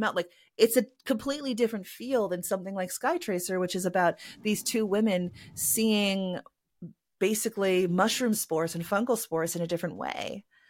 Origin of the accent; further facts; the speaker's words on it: Canada; I am a Canadian cyberpunk and myth punk author